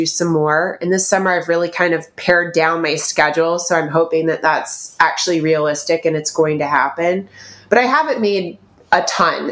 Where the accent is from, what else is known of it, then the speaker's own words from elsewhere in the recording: Georgia, United States; now in California, United States; I am from Georgia and I feel like we have state pride there